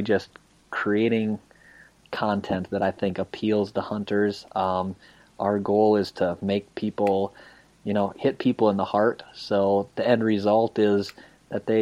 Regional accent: Iowa, United States; I grew up obviously in Iowa

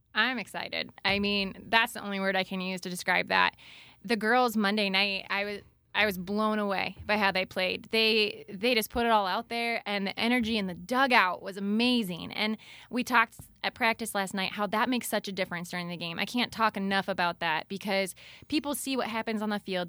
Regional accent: Wellsburg, Iowa, United States; moved away as an adult; also born or lived in Waterloo, Iowa; now in Dike, United States; I am originally from Wellsburg

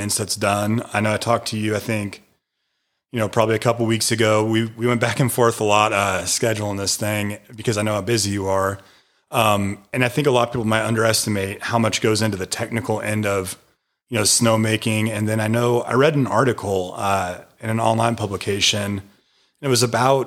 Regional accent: Washington, United States; now in Maggie Valley, North Carolina, United States; growing up in Washington State

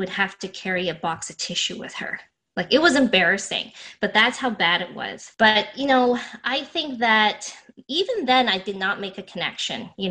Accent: Toronto, Ontario, Canada; I grew up in Scarborough. So I was born in Scarborough

